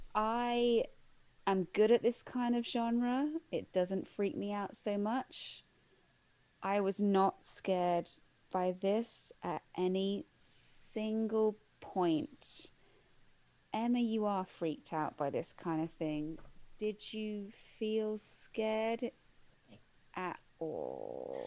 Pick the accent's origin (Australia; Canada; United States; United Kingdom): United Kingdom; we as we as British viewers